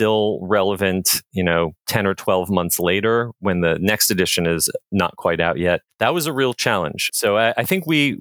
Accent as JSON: {"language": "English", "region": "New Jersey", "country": "United States", "tie": "born or raised there", "also_born_or_lived": "Orlando", "moved": "as an adult", "said": "ever since I was a little kid growing up in New Jersey"}